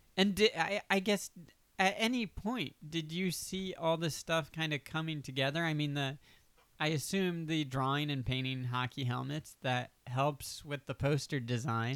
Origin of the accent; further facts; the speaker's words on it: Delaware, United States; also born or lived in Pennsylvania; now in Los Angeles, United States; I'm from Delaware.